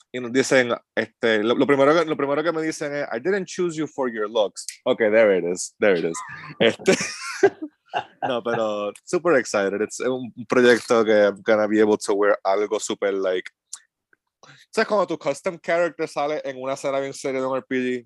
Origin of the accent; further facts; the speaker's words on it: Cabo Rojo, Puerto Rico; now in Asheville, United States; yo soy de Cabo Rojo.